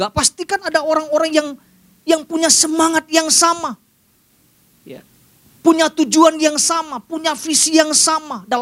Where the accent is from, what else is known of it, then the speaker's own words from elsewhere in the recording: Sumatra, Indonesia; Dan kebiasaan juga yang saya lihat di daerah saya di, di, di Sumatera.